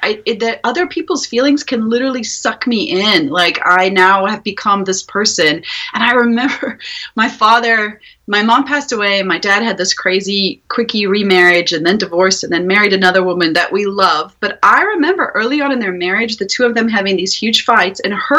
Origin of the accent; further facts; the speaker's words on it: South Africa; moved away as an adult; also born or lived in Ukraine; I'm from South Africa originally, so if you hear an accent coming and going, that's where it's from.